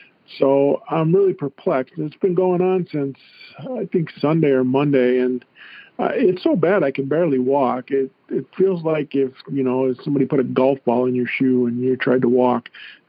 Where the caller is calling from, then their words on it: St. George, Utah, United States; Oh, I'm in St. George, Utah. Bottom of the state.